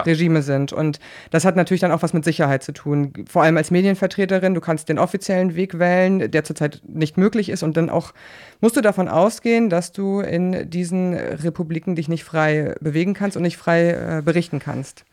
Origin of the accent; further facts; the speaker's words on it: West Germany, Germany; ich komme aus Westdeutschland